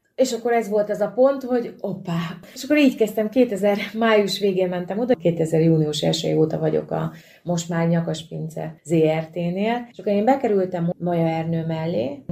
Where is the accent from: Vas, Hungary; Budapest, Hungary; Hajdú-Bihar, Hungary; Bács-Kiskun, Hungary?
Bács-Kiskun, Hungary; Bácsalmás; Kalföldről származom, Bácsalmásról, tehát ágon mi horvátok